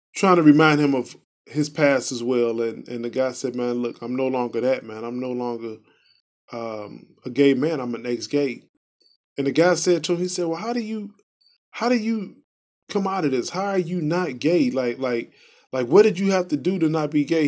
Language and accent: English; Chicago, Illinois, United States; I'm from Chicago